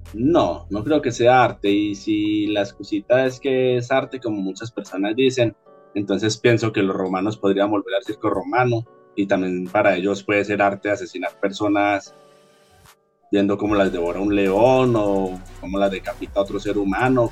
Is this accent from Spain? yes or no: no; Colombia